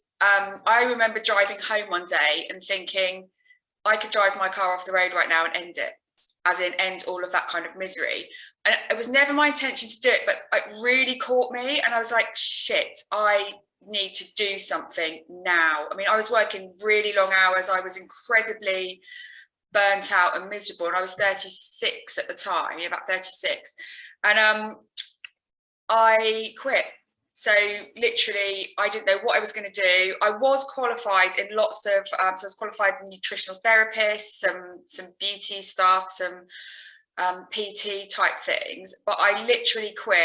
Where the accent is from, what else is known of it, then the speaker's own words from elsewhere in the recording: Alton, South East England, United Kingdom; I'm from Alton in Hampshire